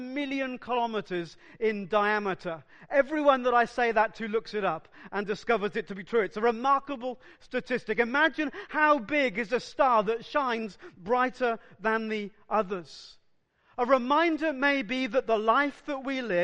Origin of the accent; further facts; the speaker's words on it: South Wales, United Kingdom; I grew up in South Wales, and just north and west from Cardiff, there are numerous villages in the valleys.